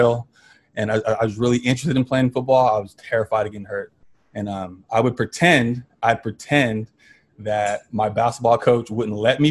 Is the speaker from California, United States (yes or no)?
yes; Tracy, California, United States; also born or lived in Stockton, California; I'm from Stockton, California, but I was pretty much raised in Tracy